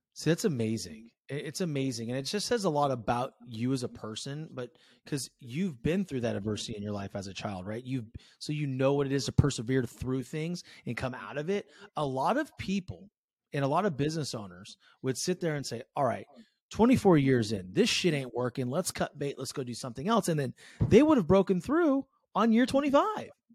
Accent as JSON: {"language": "English", "area": "San Francisco Bay Area", "region": "California", "country": "United States", "tie": "born or raised there", "said": "I grew up in the San Francisco Bay"}